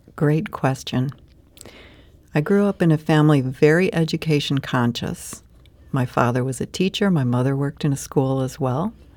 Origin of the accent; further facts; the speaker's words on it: St. Louis, Missouri, United States; also born or lived in California; I grew up right here in Saint Louis